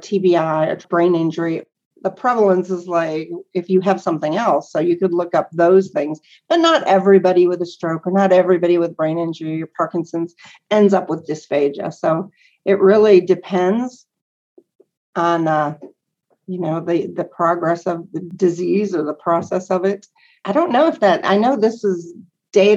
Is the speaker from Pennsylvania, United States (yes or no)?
yes; Northwest Pennsylvania, United States; now in Lubbock, United States; I'm from Northwest Pennsylvania, like 90 miles south of Buffalo, New York